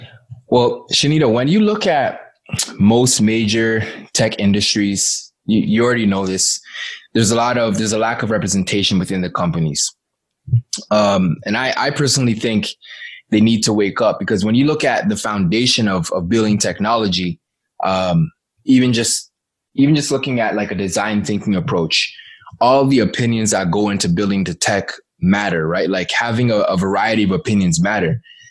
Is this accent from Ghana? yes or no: yes; Ghana; Like, I'm originally from Ghana, yeah.